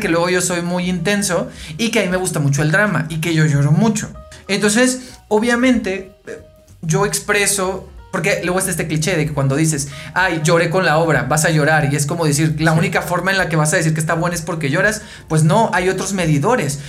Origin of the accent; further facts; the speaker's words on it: Mexicali, Baja California, Mexico; now in Mexico City, Mexico; yo soy de Mexicali, ¿no? Entonces en Mexicali no hay mucho teatro como tal. Sí hay una oferta en los últimos años y cuando yo era adolescente, eh, niño adolescente